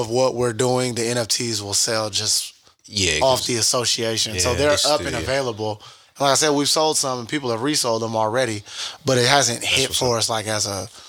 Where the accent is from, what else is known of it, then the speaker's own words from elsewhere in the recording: Sacramento, California, United States; moved away as an adult; I'm from Sacramento